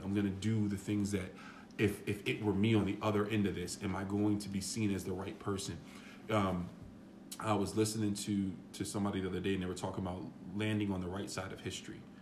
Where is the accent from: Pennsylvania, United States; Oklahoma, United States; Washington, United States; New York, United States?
New York, United States; I'm a kid from New York